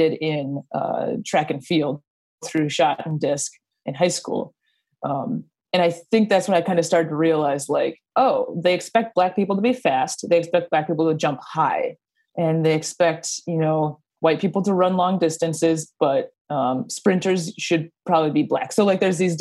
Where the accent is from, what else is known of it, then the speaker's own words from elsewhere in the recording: Minneapolis, Minnesota, United States; I grew up in the Twin Cities